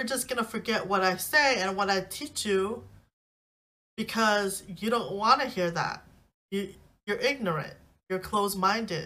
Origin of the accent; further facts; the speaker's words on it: United States; I'm a natural born citizen in America, my nationality is American, so I'm Asian American. My race is Asian. My ethnicity is Laotian